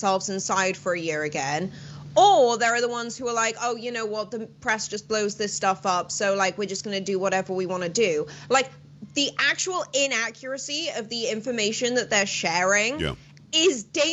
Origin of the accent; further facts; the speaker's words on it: Welsh, Wales, United Kingdom; moved away; I'm Welsh.